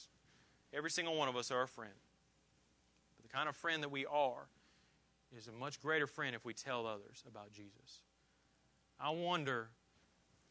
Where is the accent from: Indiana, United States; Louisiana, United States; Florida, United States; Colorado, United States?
Indiana, United States; moved away; also born or lived in Georgia; I have a ton of friends that I grew up with in Indiana. I have friends I grew up with in Georgia.